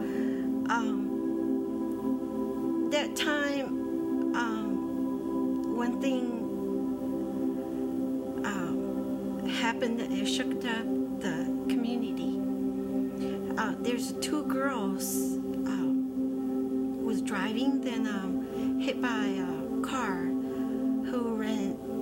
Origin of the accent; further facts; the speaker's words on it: China; English is a second language; moved away as an adult; now in United States; I came from China many years ago. I came as an international student.